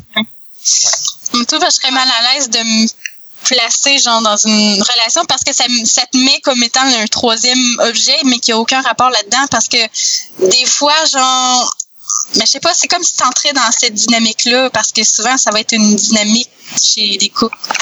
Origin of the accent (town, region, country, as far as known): Quebec, Canada